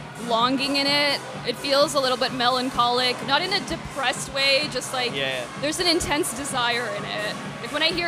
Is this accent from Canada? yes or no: yes; Toronto, Ontario, Canada; now in London, Canada; I'm originally from Toronto